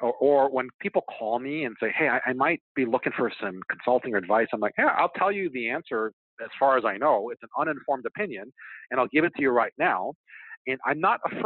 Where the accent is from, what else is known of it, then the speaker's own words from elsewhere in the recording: Hawaii, United States; moved away; growing up in Hawaii, like, I just spent an extraordinary amount of time in the ocean.